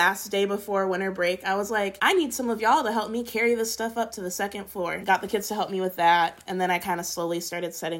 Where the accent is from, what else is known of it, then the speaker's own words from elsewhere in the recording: Minnesota, United States; moved away as an adult; also born or lived in Wisconsin; I am from Minnesota and I went to undergrad in Wisconsin. I moved here after undergrad during that fun COVID year.